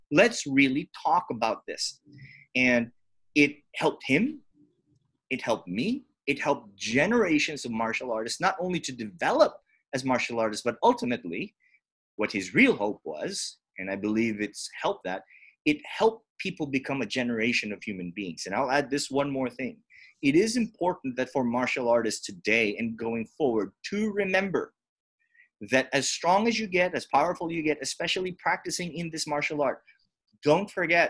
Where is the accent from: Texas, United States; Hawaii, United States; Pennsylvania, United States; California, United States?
Hawaii, United States; because we grew up in Hawaii, which is as culturally diverse right. as it is.